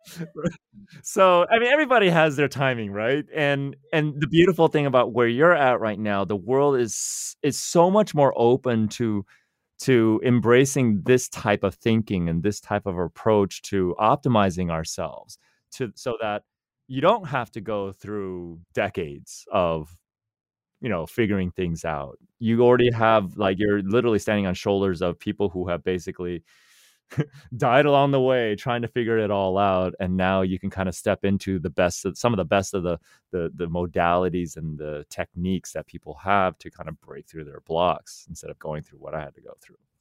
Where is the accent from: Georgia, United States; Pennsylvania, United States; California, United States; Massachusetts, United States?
California, United States; Silicon Valley; born and raised in Silicon Valley